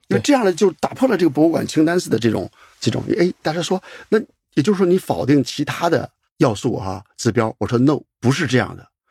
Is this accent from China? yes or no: yes; China; 我们中国人